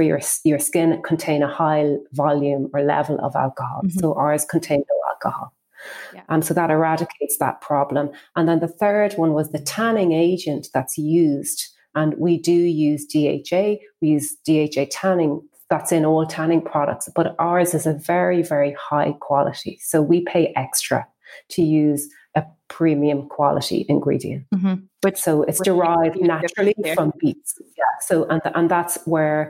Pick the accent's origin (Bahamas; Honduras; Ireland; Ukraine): Ireland; we're an Irish brand, and in Ireland, we are famous for self-tanning products